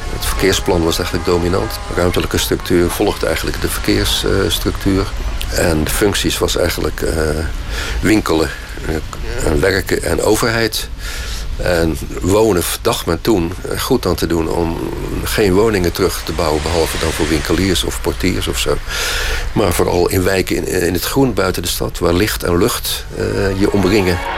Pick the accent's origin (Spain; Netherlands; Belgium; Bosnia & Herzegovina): Netherlands; Krabbendijke, Zeeland; Ik ben geboren in Zeeland in Krabbedijken. Dat ligt op Zuid-Beverland